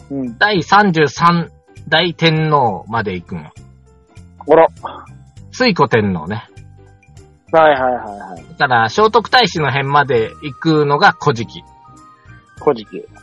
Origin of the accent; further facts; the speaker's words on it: Shimane, Japan; 僕、ほら、いつもっていうか、島根出身ですからね。